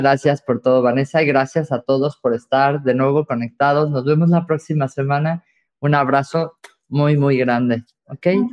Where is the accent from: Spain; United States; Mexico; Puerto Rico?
Mexico; me siento como muy en casa, como muy mexicano